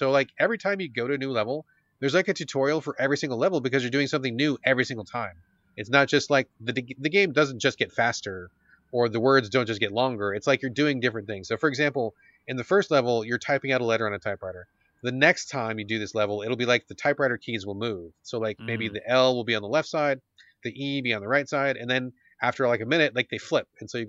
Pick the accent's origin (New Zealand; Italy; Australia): New Zealand; So anyway, my wife is a Kiwi. I'm a Kiwi.